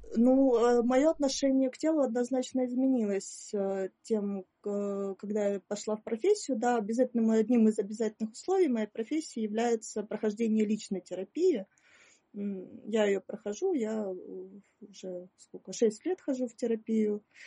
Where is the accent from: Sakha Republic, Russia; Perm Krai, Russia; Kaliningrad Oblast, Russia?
Perm Krai, Russia; Perm; also born or lived in Moscow / Saint Petersburg; now in Ukraine; я э, родилась в Перми